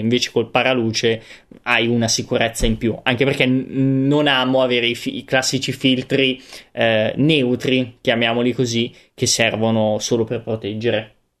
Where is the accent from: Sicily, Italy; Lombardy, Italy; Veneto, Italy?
Veneto, Italy; come un vero Veneto doc.